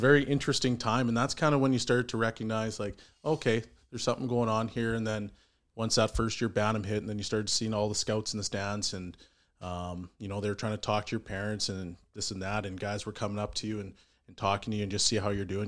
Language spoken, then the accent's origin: English; Edmonton, Alberta, Canada; born and raised in Edmonton. I love it here.